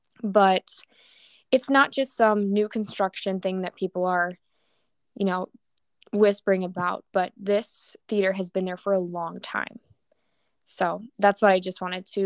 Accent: Menomonie, Wisconsin, United States; I grew up in Menominee as my hometown

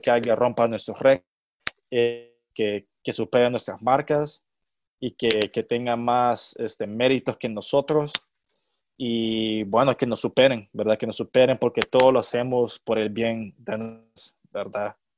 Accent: El Salvador; moved away as an adult; also born or lived in Kentucky, United States; soy, soy de El Salvador.

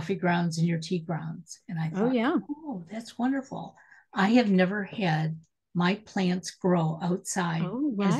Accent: Detroit, Michigan, United States; I'm originally from Detroit, and, cars were made in Detroit when I was growing up

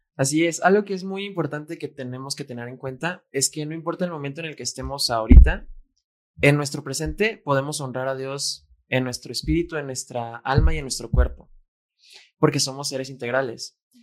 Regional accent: Guadalajara, Jalisco, Mexico; Fer y yo fuimos plantados en México, porque nacimos en México, y en Guadalajara

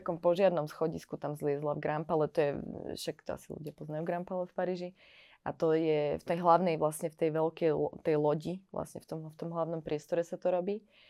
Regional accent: Trenčín, Trenčín Region, Slovakia; moved away as an adult; now in Paris, France; Odišla som odtiaľto, zo Slovenska som odišla po vysokej škole

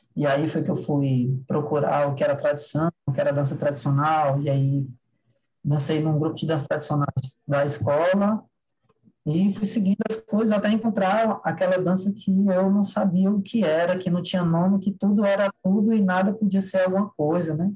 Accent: Ceará, Brazil; sou do Ceará

